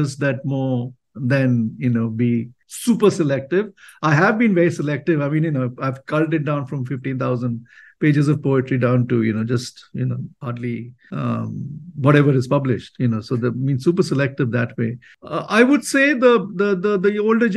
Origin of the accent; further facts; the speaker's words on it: India; I love being an Indian. I love being in India.